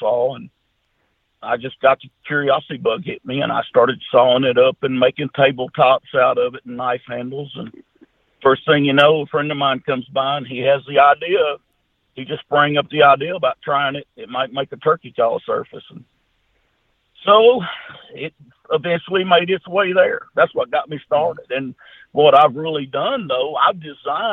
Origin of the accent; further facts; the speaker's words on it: Junction City, United States; My hometown, Junction City, Arkansas, Louisiana, we got about 1,400 or 1,500 people here with one red light